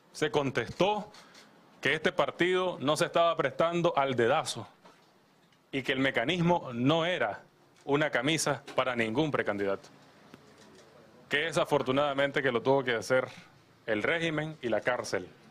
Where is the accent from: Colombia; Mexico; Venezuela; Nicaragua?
Nicaragua; como nicaragüenses